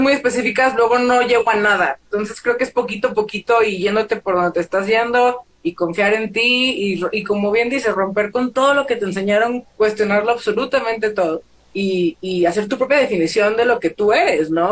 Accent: Torreón, Coahuila, Mexico; moved away as an adult; also born or lived in United States; now in Mexico City, Mexico; soy de Torreón, Coahuila, vivo en la Ciudad de México

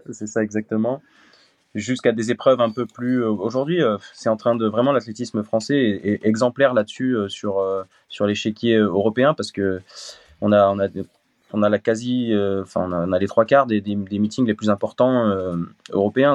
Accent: Voiron, Auvergne-Rhône-Alpes, France; now in Montélimar, France; je suis originaire de, de Voiron dans l'Isère.

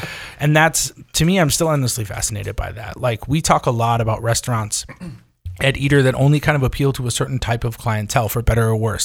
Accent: far northern New York, United States; now in Los Angeles, United States; I grew up in, in far northern New York, all the way up on the Canadian border

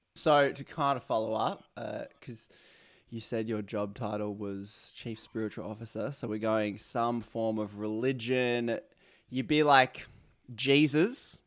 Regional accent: Australia; accent: Aussie; my Aussie accent

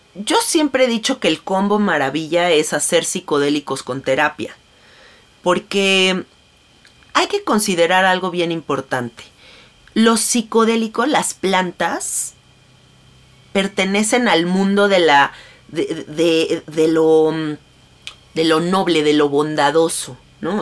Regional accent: Mexico; Yo soy mexicana

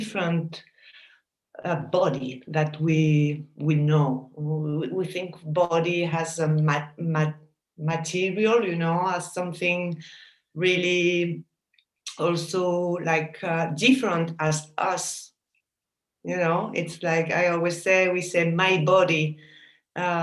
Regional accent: Paris, Île-de-France, France; also born or lived in Basque Country, Spain; I was born in France, in Paris, because my parents emigrate to France. They are Spanish from the Basque country.

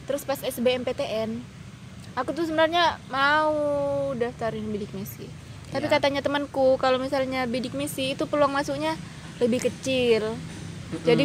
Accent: Nunukan, North Kalimantan, Indonesia; Aku asalnya dari Kabupaten Nunukan, Kalimantan Utara.

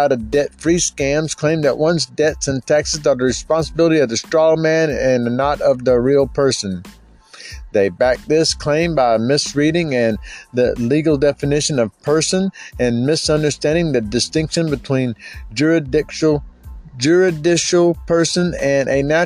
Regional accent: Florida, United States; I'm from Florida, so I'd be considered a Florida state national

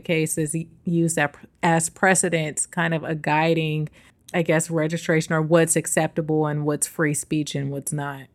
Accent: the Bay Area, California, United States; now in New York, United States; the Bay, my hometown

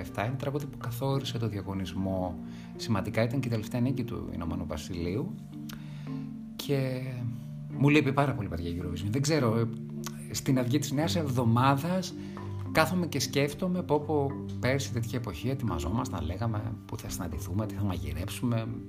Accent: Thessaloniki, Central Macedonia, Greece; γεννήθηκα και μεγάλωσα στη Θεσσαλονίκη

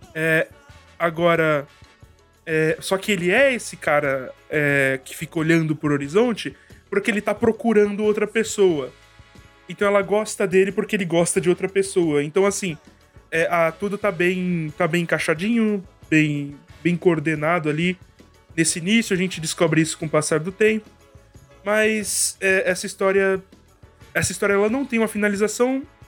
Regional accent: Brazil; eu sou brasileiro

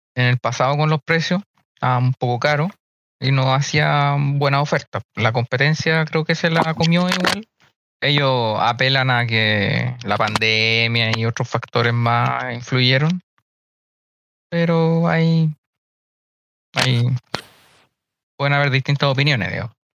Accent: Chile; somos chilenos.

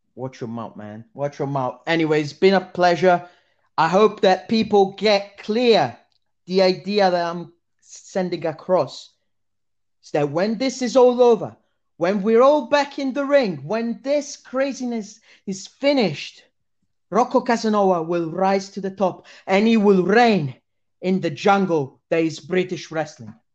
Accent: Italy; I'm Italian

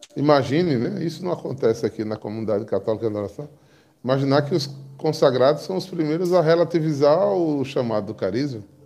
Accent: João Pessoa, Paraíba, Brazil; eu nasci em João Pessoa.

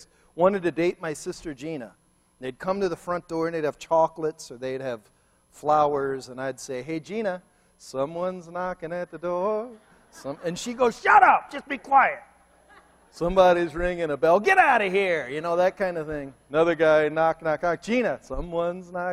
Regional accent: Cleveland, Ohio, United States; moved away; I'm from Cleveland

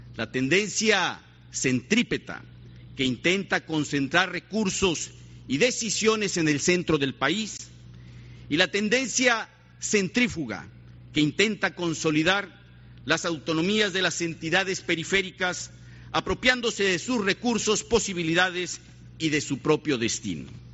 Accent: Mexico

